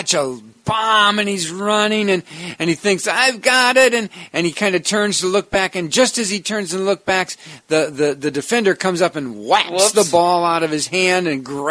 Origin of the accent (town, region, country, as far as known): Wisconsin, United States